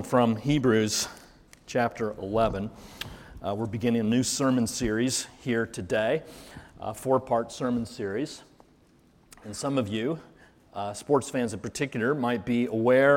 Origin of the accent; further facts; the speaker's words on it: Carmel, Indiana, United States; now in Muncie, United States; I actually grew up in Carmel, so spent a lot of years there